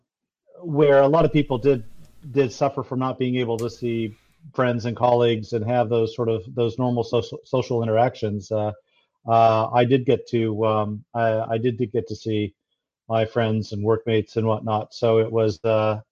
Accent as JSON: {"language": "English", "country": "United States", "moved": "as an adult", "lives_now": "New Zealand", "said": "you can tell from my accent, I've come here from the US"}